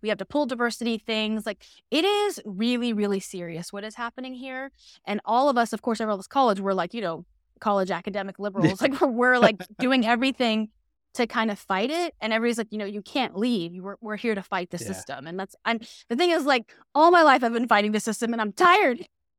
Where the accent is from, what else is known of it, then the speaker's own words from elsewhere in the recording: Panama City, Florida, United States; So I grew up in a small city called Panama City, Florida.